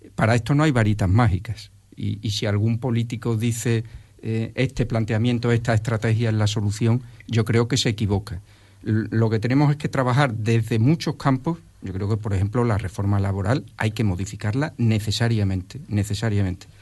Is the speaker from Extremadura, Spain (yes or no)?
yes; Jerez de los Caballeros, Extremadura, Spain; Yo soy extremeño de primera generación. Yo ya nací aquí, en Jerez de los Caballeros, pero mi, toda mi familia es valenciana